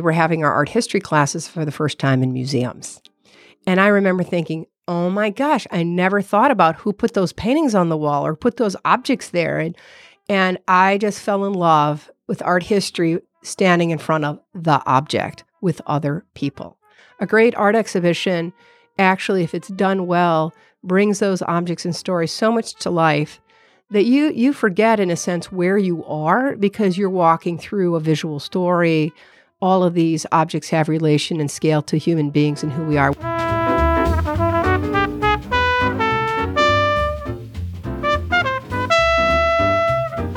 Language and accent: English; United States; I'm American